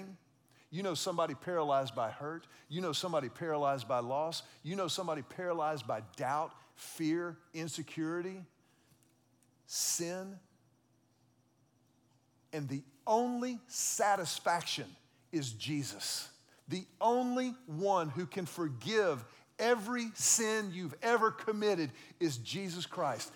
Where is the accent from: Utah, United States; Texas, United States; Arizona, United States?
Texas, United States; I grew up in Texas